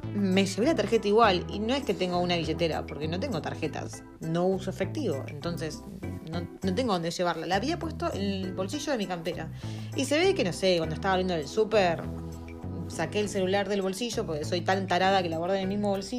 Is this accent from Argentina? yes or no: yes; Argentina; moved away as an adult; now in New Zealand